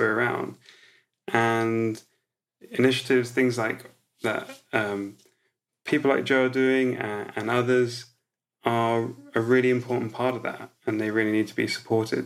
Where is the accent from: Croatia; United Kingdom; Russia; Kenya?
Croatia; moved away; I was born in Croatia when it was still part of Yugoslavia.